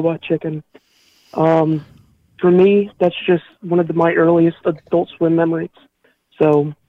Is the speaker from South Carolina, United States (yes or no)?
yes; Myrtle Beach, South Carolina, United States; Myrtle Beach, South Carolina.